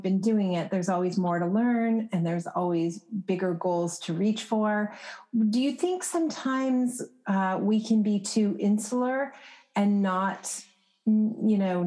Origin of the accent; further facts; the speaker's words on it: California, United States; I am from California